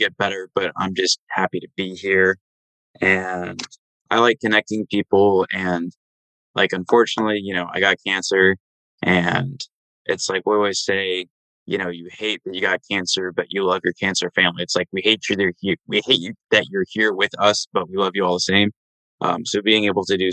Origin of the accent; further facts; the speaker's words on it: Dallas, Texas, United States; I'm from Dallas, Texas.